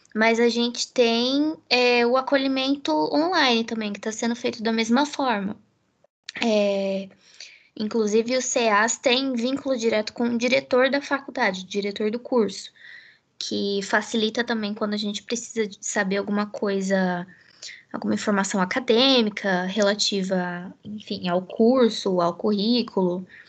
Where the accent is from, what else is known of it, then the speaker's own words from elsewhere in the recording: Americana, São Paulo, Brazil; moved away as an adult; now in Campinas, Brazil; Eu sou de Americana